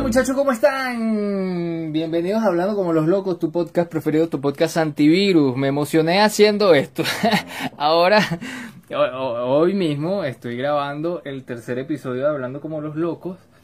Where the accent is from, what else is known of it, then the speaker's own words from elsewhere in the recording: Caracas, Capital District, Venezuela; Yo soy de Caracas, Venezuela